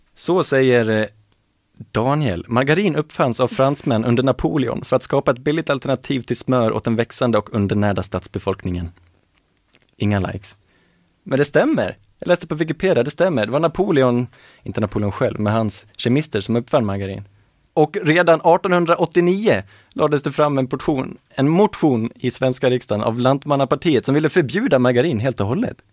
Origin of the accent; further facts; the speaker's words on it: Falun, Dalarna County, Sweden; now in Gothenburg, Sweden; Det är där jag växte upp, i det området